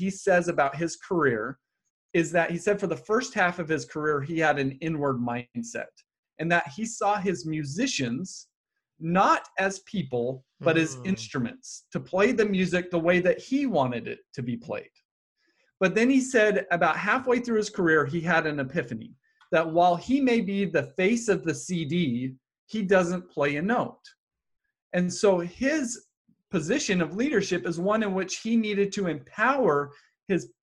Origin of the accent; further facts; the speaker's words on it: Happy Valley, Utah, United States; I grew up in Happy Valley, Utah